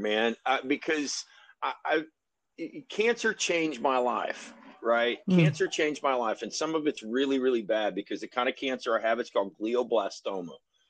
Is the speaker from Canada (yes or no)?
no; Germany; I grew up in Germany, and that is the same sound as the air raid sirens.